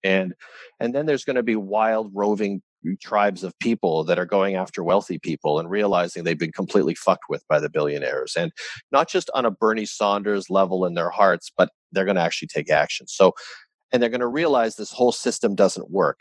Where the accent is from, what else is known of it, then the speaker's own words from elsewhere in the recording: Canada; as a Canadian